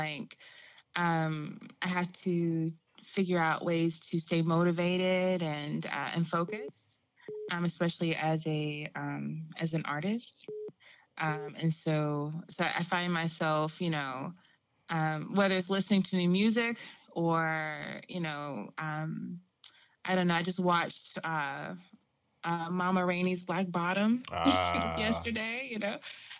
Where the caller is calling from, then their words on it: North Carolina, United States; I'm in North Carolina. Yeah. So I'm down here in the South.